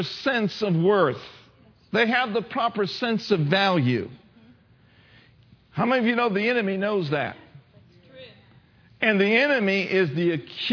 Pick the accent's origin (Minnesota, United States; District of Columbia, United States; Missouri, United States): Minnesota, United States; Minneapolis; I was born and raised in Minneapolis, Minnesota